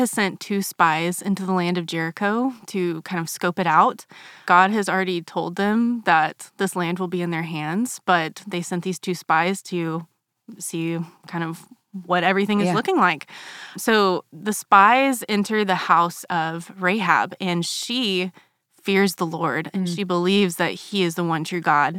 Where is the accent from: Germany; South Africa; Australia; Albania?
Germany; So for 8 years of my childhood, I grew up in Germany.